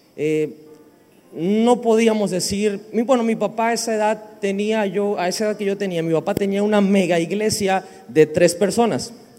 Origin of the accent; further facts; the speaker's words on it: Villahermosa, Tabasco, Mexico; venimos de México, de la región, el estado se llama Tabasco, la ciudad se llama Villahermosa